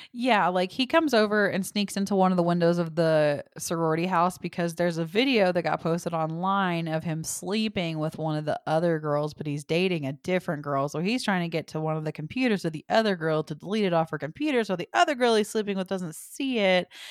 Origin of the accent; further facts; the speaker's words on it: the South, United States; I'm from the South too